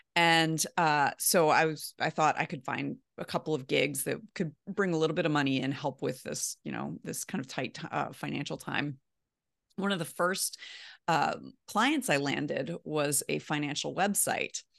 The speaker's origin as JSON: {"language": "English", "town": "Baltimore", "region": "Maryland", "country": "United States", "also_born_or_lived": "Midwest / Columbus, Ohio", "moved": "as an adult", "said": "I'm from Baltimore originally"}